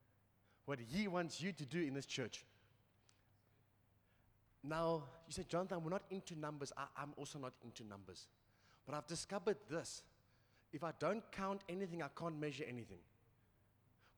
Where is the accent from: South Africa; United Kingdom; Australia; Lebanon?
United Kingdom; England; I'm English